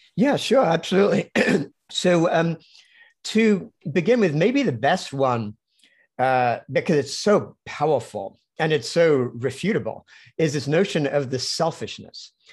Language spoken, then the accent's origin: English; London, United Kingdom; also born or lived in Cambridge; I grew up in London